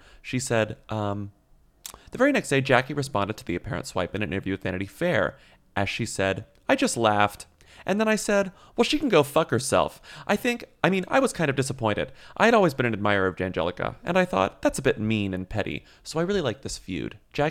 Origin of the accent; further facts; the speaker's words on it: Australia; but then I grew up in Australia where there is just no cheerleading culture.